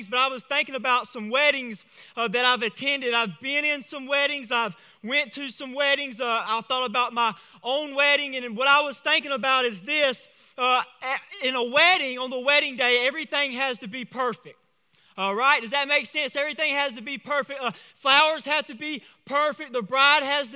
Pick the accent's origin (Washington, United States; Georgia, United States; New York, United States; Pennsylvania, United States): Georgia, United States; Vidalia; I'm from Vidalia.